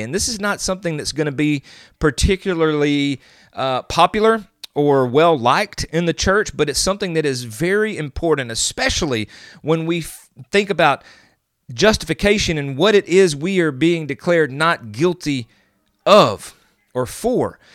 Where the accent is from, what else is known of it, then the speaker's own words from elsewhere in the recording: the South, United States; I'm from the South